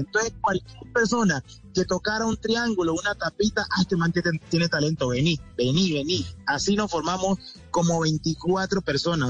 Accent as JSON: {"language": "Spanish", "country": "Colombia", "said": "Somos colombianos."}